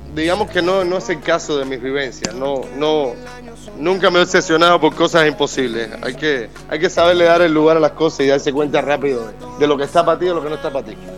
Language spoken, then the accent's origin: Spanish; Havana, La Habana, Cuba; moved away; Yo soy de La Habana, pero amo mi, tierra entera